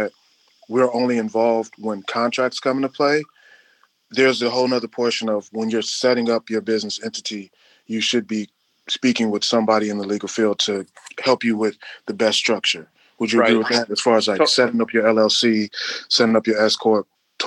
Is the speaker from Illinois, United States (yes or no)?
yes; Chicago, Illinois, United States; We are three guys from Chicago, so saying based out of Chicago is kind of weird